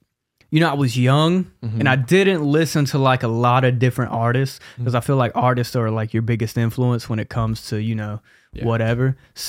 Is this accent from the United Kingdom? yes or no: no; Charlotte, North Carolina, United States; I'm from Charlotte originally, born and raised. … 21 years old. I come from a Christian background.